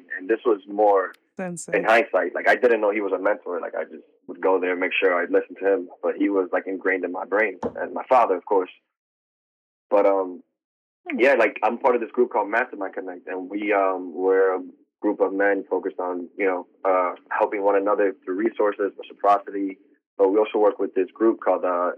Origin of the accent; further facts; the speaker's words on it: New York, United States; now in New Jersey, United States; I'm from New York. I've been living in Jersey for the past 10 years